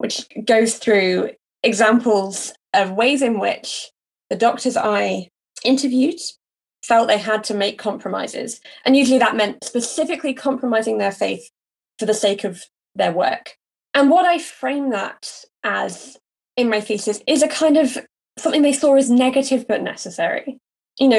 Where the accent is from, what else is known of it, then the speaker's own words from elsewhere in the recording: United Kingdom; As a Brit with no experience of the US context